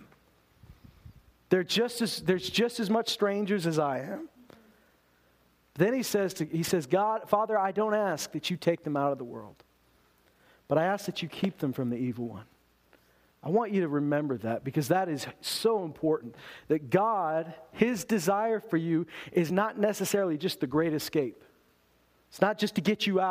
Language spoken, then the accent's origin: English; Loon Lake, Saskatchewan, Canada; also born or lived in Lloydminster, Alberta; I've lived every day of my life in Canada. I was born in Meadow Lake, Saskatchewan. Grew up in Loon Lake, Saskatchewan and Lloydminster, Alberta.